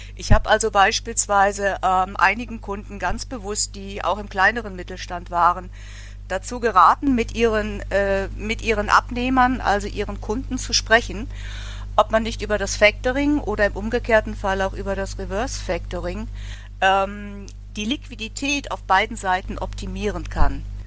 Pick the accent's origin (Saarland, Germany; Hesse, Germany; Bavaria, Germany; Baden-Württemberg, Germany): Bavaria, Germany; now in Cologne, Germany; ich komme ja eigentlich auch aus Bayern. Meine Eltern sind Rosenheim und Eggenfelden